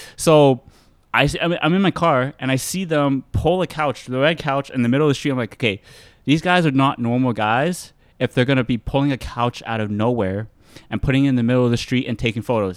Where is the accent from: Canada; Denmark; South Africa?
Canada; Mississauga, Ontario; I was born in Canada, yeah. born in Mississauga